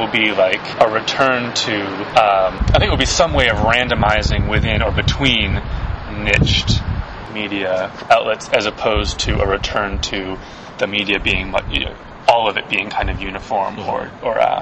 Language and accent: English; East Coast, United States; now in San Francisco, United States; I'm from the East Coast originally